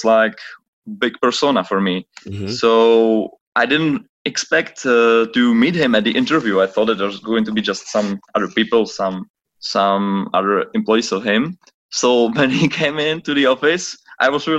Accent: Czechia; I'm originally from the Czech Republic

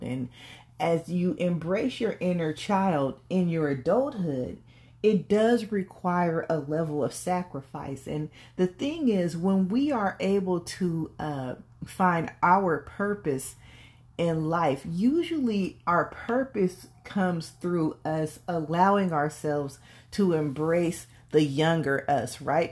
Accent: California, United States; I was raised in California, but my grandmother is from Mississippi

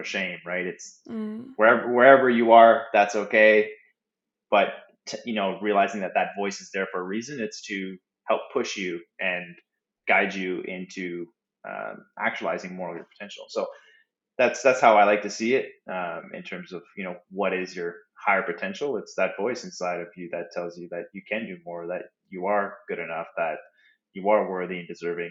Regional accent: Moncton, New Brunswick, Canada; I'm a Canadian, born and raised in Atlanta, Canada, Moncton, New Brunswick

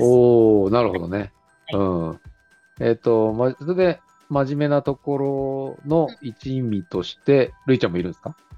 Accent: Kanagawa, Japan; moved away as an adult; now in Fukuoka, Japan; 僕自身はですね、もともと神奈川出身なんですけども、20年ほど前から福岡に移住しまして

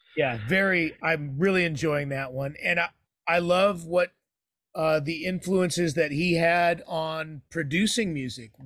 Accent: San Jose, California, United States; moved away as an adult; also born or lived in San Francisco, United States; now in Idaho, United States; I grew up in San Jose.

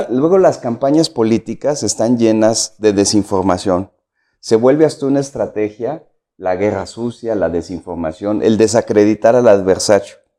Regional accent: San Luis Potosí, Mexico; yo soy de aquí de la ciudad, de San Luis Potosí. Nací en el 66, eh, tengo 54 años. Eh, nací nací, crecí en, el norte de la ciudad

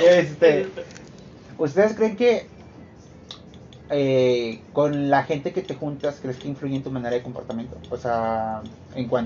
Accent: General Escobedo, Nuevo León, Mexico; donde vivimos eh, yo y mi prima Karen, por, acá, este... somos de Escobedo

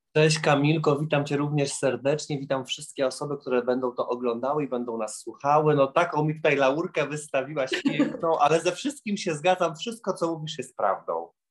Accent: Lublin, Lublin Voivodeship, Poland; now in Warsaw, Poland; bo ja pochodzę z Lublina do Warszawy

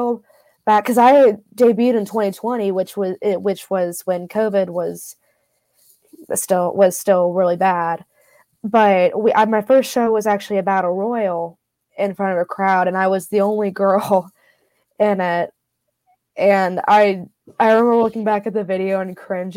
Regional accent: South Charleston, West Virginia, United States; I am from South Charleston, West Virginia. That is where I still currently reside.

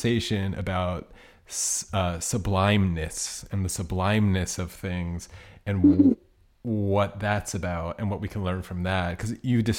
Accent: United States; I'm from the United States.

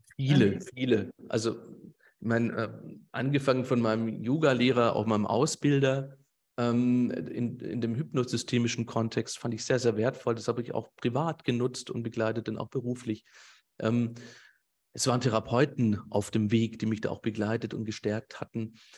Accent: Swabia, Germany; Ich sag den jetzt einfach mal so auch als Schwabe

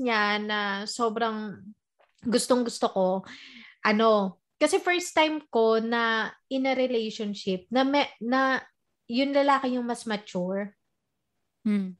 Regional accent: Philippines; moved away; part na tayo ng pagiging modern Filipina

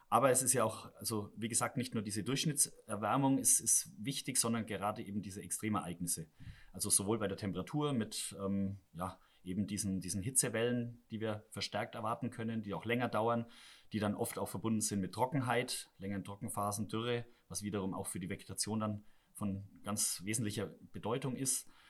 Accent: Southern Germany, Germany; now in Rhenish mining area, Germany; ich komme ja selber aus Süddeutschland, da ist die Landwirtschaft schaut ein bisschen anders aus als hier

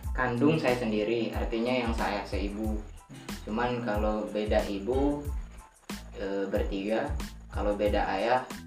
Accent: Lombok, West Nusa Tenggara, Indonesia; watak orang dusun saya lah secara kecilnya mungkin kebanyak secara umumnya lombok ini kalau bahasa kita deku

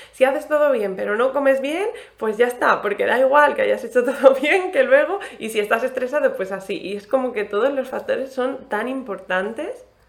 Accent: Alicante, Valencian Community, Spain; now in Cartagena, Spain; yo soy de Alicante

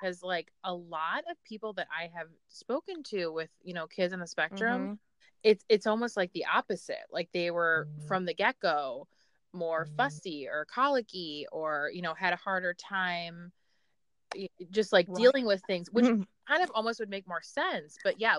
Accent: Ireland; Oh, I'm from Ireland, but shout out to Irish.

